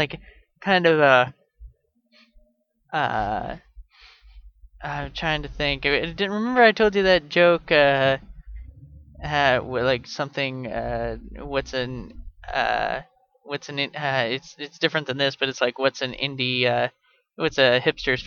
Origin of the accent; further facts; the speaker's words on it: Canada; moved away; also born or lived in United States; I'm Canadian